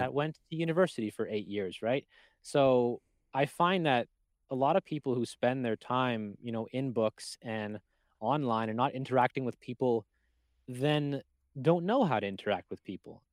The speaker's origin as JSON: {"language": "English", "country": "Canada", "said": "I'm Canadian"}